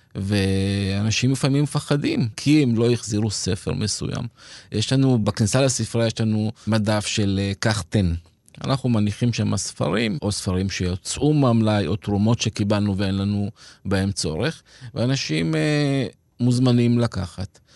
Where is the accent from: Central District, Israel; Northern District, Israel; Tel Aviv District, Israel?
Central District, Israel; Petah Tikva; moved away as an adult; also born or lived in Kibbutz Shomria; now in Arad, Israel; גדלתי בפתח תקווה